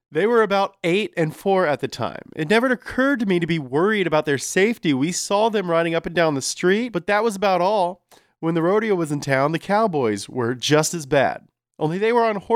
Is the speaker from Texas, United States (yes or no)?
no; Hollister, California, United States; accent: Hollister California accent; oh, me? I'm from Hollister, California.